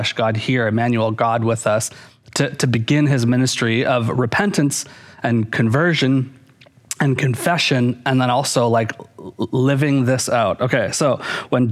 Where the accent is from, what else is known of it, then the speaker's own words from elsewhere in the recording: Canada; growing up in Canada, Wayne Gretzky was like a huge hero of mine